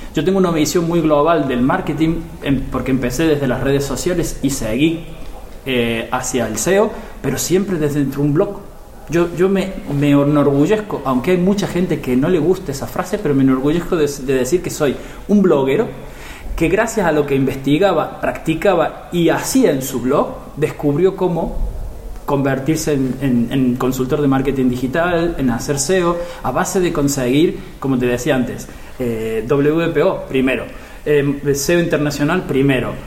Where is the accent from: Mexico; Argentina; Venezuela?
Argentina; moved away as an adult; now in Barcelona, Spain; yo soy argentino, como se notará en mi forma de hablar, pero vivo aquí en España desde hace 18 años